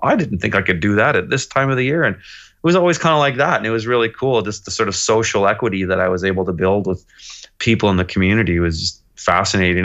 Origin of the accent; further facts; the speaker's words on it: Kelowna, British Columbia, Canada; moved away as an adult; also born or lived in Montreal; I was born and raised here in Kelowna